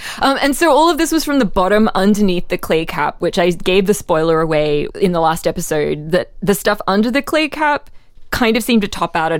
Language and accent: English; Australia; I'm from Australia, where literally our prime minister in the 1980s, Bob Hawke, was the Guinness World Record holder for the fastest drinker of a yard glass of beer.